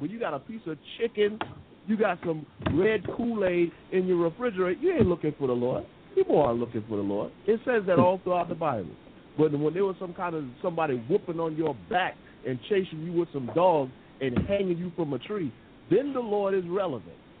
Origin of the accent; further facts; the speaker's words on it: United States; moved away as an adult; now in England, United Kingdom; I'm the American here in England